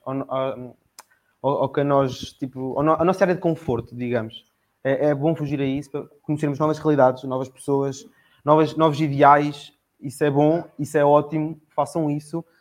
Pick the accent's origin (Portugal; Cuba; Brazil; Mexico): Portugal; Coimbra, Centro; Eu sou de Coimbra, Coimbra arredores, digamos.